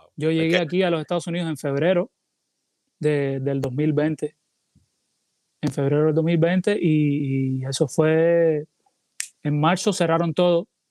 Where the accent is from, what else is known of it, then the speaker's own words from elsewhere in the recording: Cuba; now in Puerto Rico; tengo que poner parte de, de mi tierra en mi música porque soy cubano